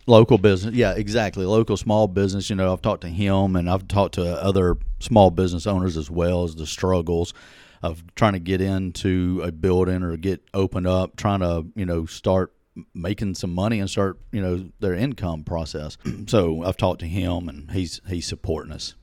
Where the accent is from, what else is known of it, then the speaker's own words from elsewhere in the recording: Southaven, Mississippi, United States; now in Hernando, United States; I was born and raised in South Haven